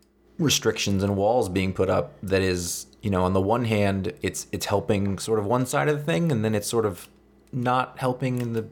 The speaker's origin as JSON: {"language": "English", "region": "Maine", "country": "United States", "said": "I went to a super white school. I'm from Maine"}